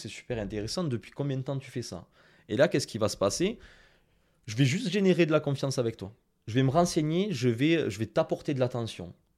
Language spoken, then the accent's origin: French; Toulouse, Occitania, France; Excusez-moi pour mon accent anglais, hein, je suis très toulousain.